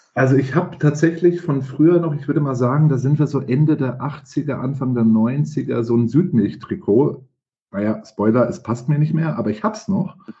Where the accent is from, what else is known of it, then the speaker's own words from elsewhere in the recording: Franconia, Bavaria, Germany; ich bin gebürtiger Franke